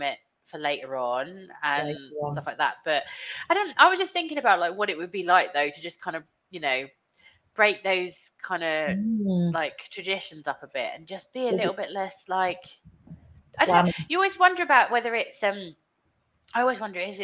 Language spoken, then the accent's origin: English; United Kingdom; we do as English, as we do British, you know, with our Sunday lunches